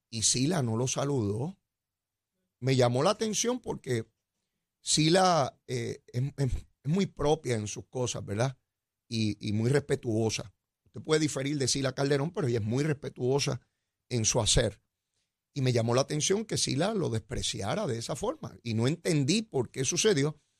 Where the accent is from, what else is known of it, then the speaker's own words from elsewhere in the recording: Caimito, Puerto Rico; Yo vengo de Caimito. Somos dos monos que venimos de áreas distintas, pero nos encontramos aquí.